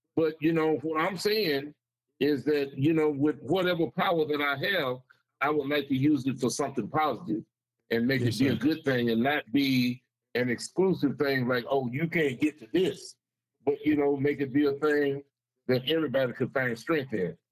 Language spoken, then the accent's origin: English; Saginaw, Michigan, United States; now in Bay City, United States; I grew up in Saginaw